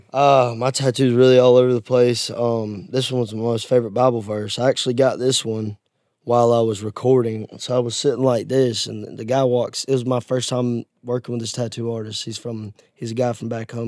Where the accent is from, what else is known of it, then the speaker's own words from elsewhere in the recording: Georgia, United States; now in Nashville, United States; my hometown's on the uh, Alabama and Georgia line on yeah. the Chattahoochee River